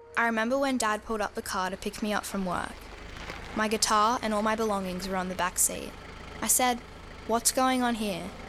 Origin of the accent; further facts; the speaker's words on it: Yamba, New South Wales, Australia; my hometown of Yamba in the far north coast of New South Wales